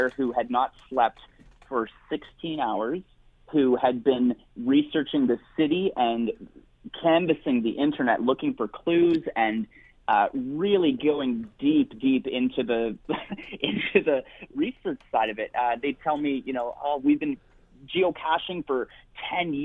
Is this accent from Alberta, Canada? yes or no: no; Ontario, Canada; moved away; I grew up in Ontario, so I'm pumped to get back home